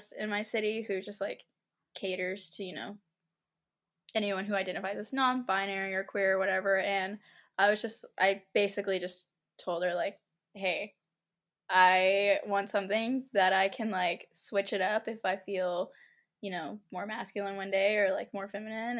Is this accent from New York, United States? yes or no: no; Wichita Falls, Texas, United States; moved away as an adult; now in Dallas, United States; I'm from Wichita Falls, and then like a few years ago I moved to Dallas